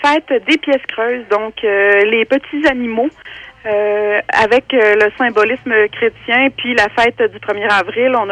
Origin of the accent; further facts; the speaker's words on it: Sainte-Brigitte-des-Saults, Quebec, Canada; grandi à Sainte-Brigitte-des-Sceaux, bien proche de Drummondville, mettons.